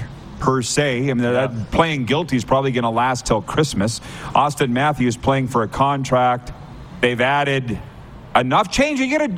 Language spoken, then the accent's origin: English; Saskatchewan, Canada; I'm from Saskatchewan. We got a lot of NHL players from there.